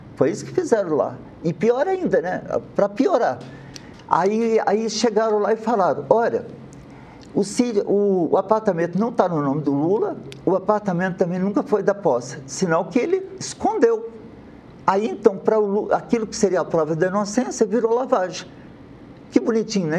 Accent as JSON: {"language": "Portuguese", "country": "Brazil", "said": "como brasileiro"}